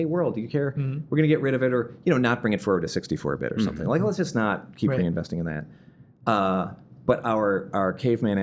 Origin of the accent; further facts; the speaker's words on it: Midwest, United States; moved away; I'm from the Midwest